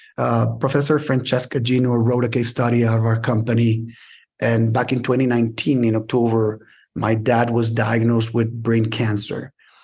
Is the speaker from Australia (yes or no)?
no; Mexico City, Mexico; born there; but I was born in Mexico City.